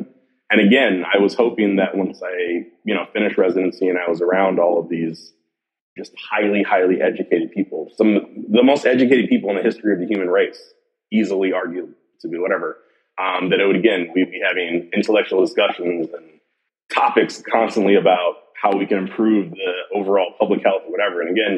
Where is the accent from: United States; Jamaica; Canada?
Jamaica; Again, I'm Jamaican, so we work a lot.